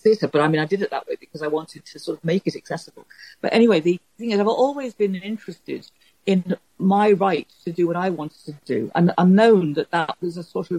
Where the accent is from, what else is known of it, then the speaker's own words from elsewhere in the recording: Liverpool, North West England, United Kingdom; I come from Liverpool, and I don't come from anything like an artistic background